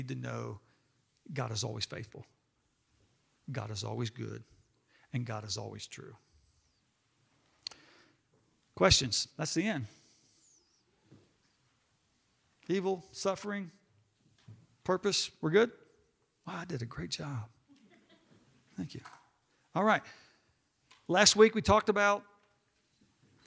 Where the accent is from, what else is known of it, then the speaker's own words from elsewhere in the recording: Hot Springs, Arkansas, United States; I was growing up in Hot Springs, Arkansas